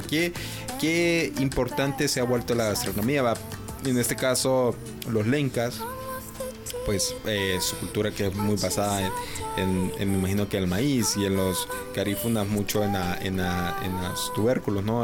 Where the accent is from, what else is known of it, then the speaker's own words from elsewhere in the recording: Honduras; como hondureños